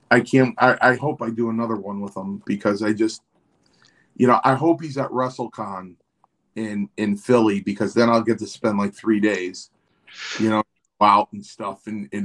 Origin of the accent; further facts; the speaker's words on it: Ireland; since we're from Ireland, this is a global apology on my part